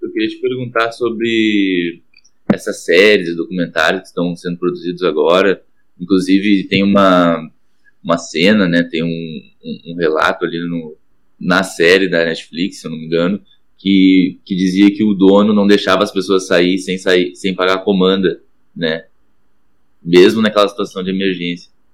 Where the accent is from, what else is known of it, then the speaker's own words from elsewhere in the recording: Guaíba, Rio Grande do Sul, Brazil; Eu sou de Guaíba